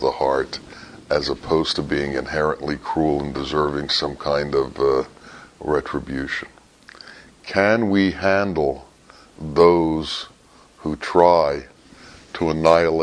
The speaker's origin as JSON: {"language": "English", "country": "United States", "said": "I told him I was from America"}